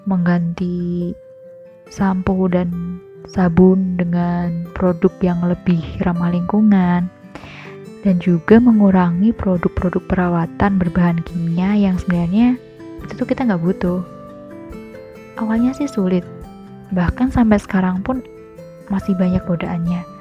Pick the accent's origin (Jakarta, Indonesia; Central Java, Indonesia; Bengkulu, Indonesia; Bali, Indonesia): Central Java, Indonesia; Kartasura; now in Yogyakarta, Indonesia; Aku lahir dan besar di Kartasura, tapi sudah satu tahun ini tinggal di Jogja.